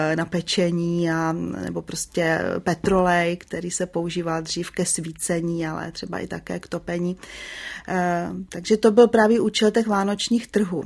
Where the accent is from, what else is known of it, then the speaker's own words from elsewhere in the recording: Prague, Czechia; já jsem se narodila v Praze